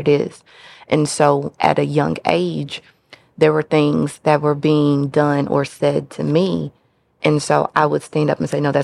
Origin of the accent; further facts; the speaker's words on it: Kentucky, United States; now in Memphis, United States; I am from the great state of Kentucky